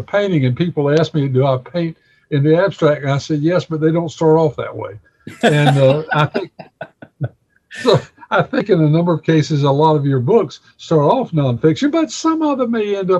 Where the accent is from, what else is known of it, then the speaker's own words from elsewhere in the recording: Bessemer City, North Carolina, United States; I'm from Bessemer City, which is located only 5 miles from Kings Mountain.